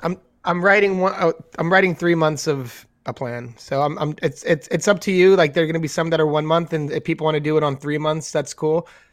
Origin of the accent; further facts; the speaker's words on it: New York, United States; being New Yorkers, having been born and raised in New York